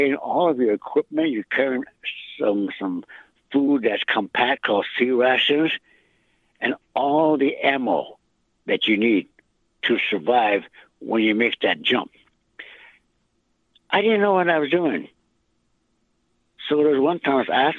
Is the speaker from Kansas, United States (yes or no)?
no; Holy Rosary Mission, South Dakota, United States; I attended at that time called Holy Rosary Mission at the Catholic school about 2 miles south of where I live.